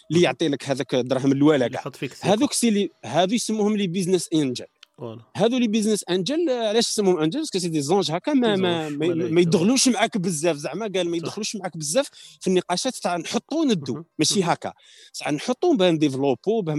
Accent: Algeria; حنا حاصله عندنا في الجزائر

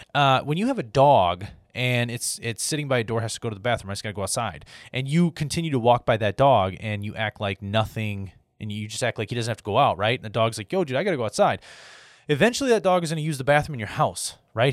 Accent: United States; as an American because that's what I am

